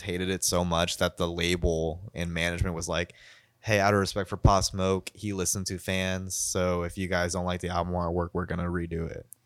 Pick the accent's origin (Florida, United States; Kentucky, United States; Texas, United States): Kentucky, United States; accent: Kentucky; my Kentucky accent